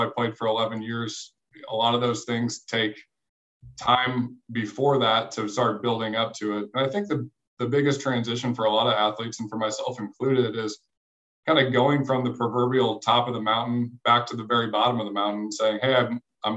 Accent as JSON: {"language": "English", "town": "St. Charles", "region": "Missouri", "country": "United States", "tie": "born or raised there", "said": "I grew up in St. Louis, just across the river in St. Charles. So still live here"}